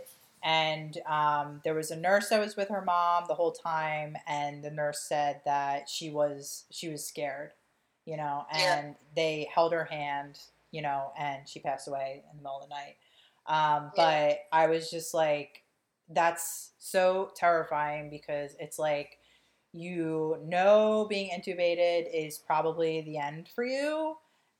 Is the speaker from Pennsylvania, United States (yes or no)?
yes; Lankenau, Philadelphia area, Pennsylvania, United States; I was born in Lankinall